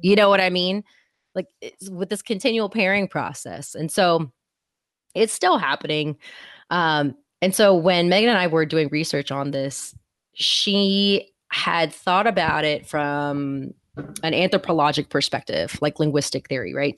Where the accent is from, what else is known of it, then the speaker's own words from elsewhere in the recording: Houston, Texas, United States; I'm from Houston